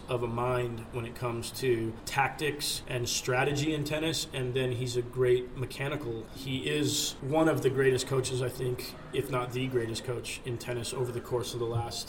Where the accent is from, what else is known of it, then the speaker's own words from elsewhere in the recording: just south of San Francisco, Northern California, United States; I grew up in Northern California, just south of San Francisco.